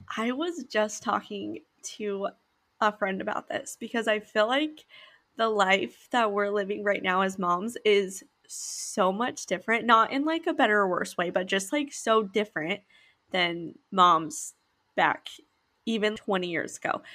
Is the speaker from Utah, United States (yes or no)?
yes; Utah, United States; we grew up in Utah